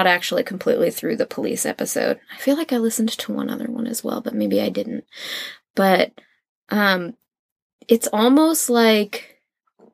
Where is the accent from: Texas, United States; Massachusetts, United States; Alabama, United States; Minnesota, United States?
Massachusetts, United States; North Shore; North Shore, Massachusetts, it's Peabody